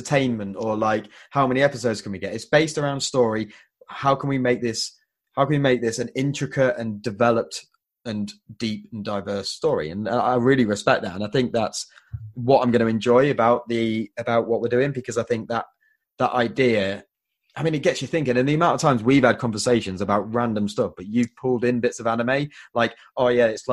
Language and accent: English; England, United Kingdom; we as English consider ourselves an old country